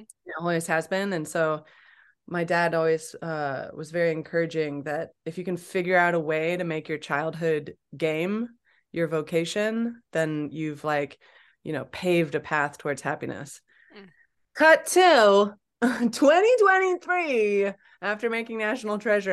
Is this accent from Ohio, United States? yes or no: no; Champaign, Illinois, United States; I grew up in Illinois, Champaign Urbana, Illinois